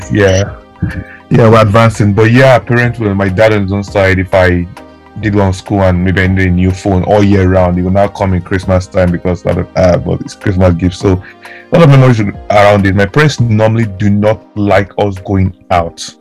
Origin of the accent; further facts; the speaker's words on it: Delta, Nigeria; moved away; I grew up in Delta State